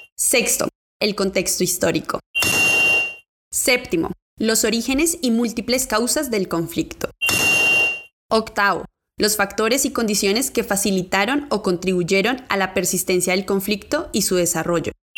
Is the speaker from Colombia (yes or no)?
yes; Amazonas, Colombia; Soy indígena del Amazonas